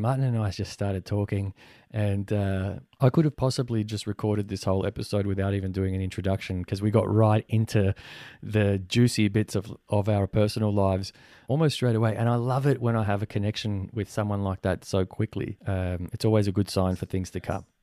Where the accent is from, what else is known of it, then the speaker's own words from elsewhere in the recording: Australia; also born or lived in Venezuela; being born in Venezuela and coming here when I was four, I never fully felt one hundred percent Venezuelan 'cause I grew up here in Australia